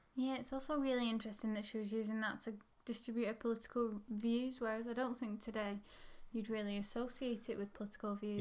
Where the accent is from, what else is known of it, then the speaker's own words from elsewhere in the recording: England, United Kingdom; I'm English